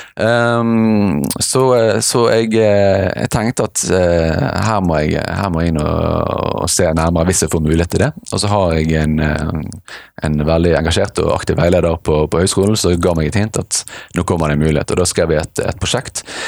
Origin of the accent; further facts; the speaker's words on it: Bergen, Vestland, Norway; accent: Bergen; jeg er fra Bergen. Født og oppvokst i Fyllingsdalen